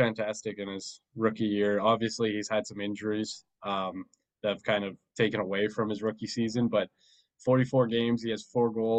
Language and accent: English; Edmonton, Alberta, Canada; we're all from Edmonton